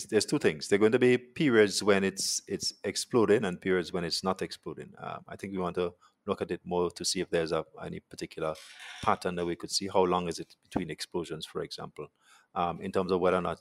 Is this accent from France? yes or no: no; Montserrat; So the team, some of this team, I come from Montserrat, um, as well as we have some local people.